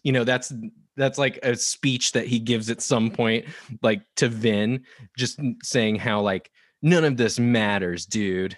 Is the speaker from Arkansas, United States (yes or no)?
no; Nebraska, United States; now in Portland, United States; I grew up in Nebraska